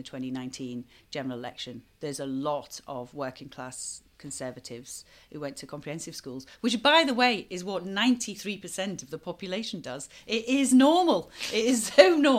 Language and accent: English; Knowsley, North West England, United Kingdom; moved away; also born or lived in Chichester; I grew up in Knowsley, the values of the people that I grew up with and my family are the conservative values.